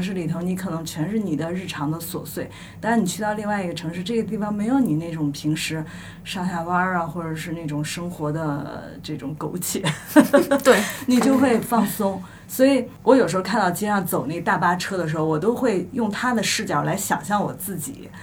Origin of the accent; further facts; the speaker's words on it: Shandong, China; 咱们都是山东人